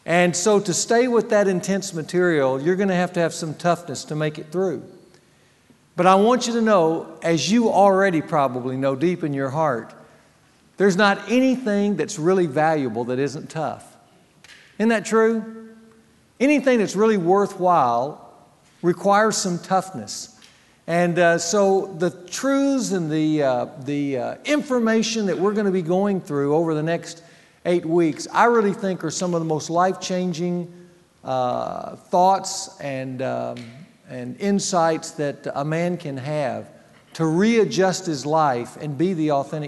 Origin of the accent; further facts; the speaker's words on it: Louisiana, United States; I grew up in Louisiana